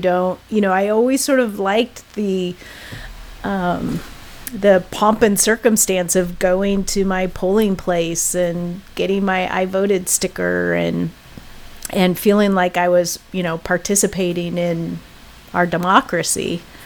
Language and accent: English; Oregon, United States; I'm from Oregon